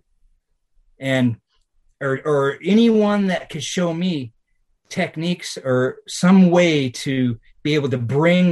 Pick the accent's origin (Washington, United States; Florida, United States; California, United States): Washington, United States; it was in my hometown